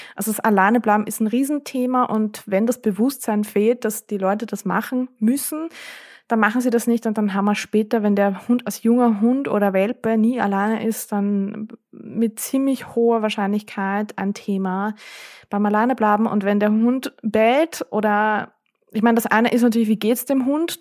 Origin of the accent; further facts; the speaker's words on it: Vienna, Austria; bei uns in Wien